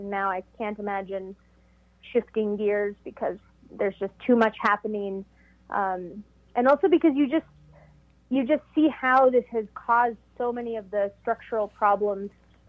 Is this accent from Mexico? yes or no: yes; Mexico; born there; And then when I came to Mexico after I was born in Mexico, so I returned to Mexico.